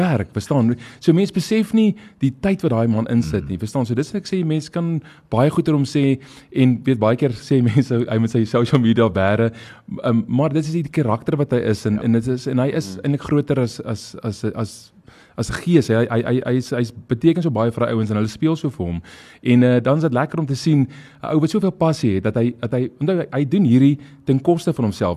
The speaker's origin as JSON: {"language": "Afrikaans", "country": "South Africa", "said": "ons is Suid-Afrikaners"}